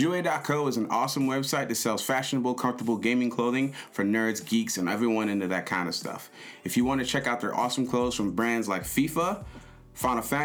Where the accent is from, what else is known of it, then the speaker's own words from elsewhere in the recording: Kansas City, Missouri, United States; we're from Kansas City